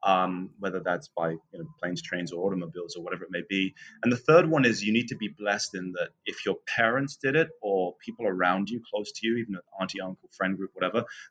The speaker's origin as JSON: {"language": "English", "area": "Northamptonshire", "region": "East Midlands", "country": "United Kingdom", "tie": "born or raised there", "moved": "as an adult", "said": "I was born just outside of London in the county of Northamptonshire and spent the first 23 years of my life"}